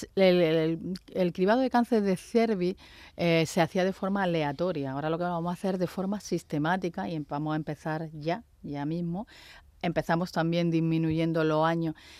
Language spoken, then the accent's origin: Spanish; Andalusia, Spain; porque también somos andaluces